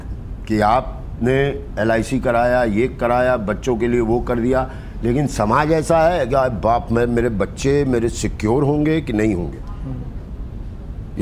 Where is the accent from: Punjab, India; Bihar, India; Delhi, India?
Bihar, India; मैं उस शहर में जन्मा हूँ